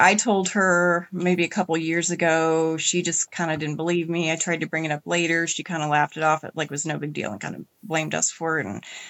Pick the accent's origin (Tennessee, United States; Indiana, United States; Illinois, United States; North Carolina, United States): Indiana, United States; In Indiana.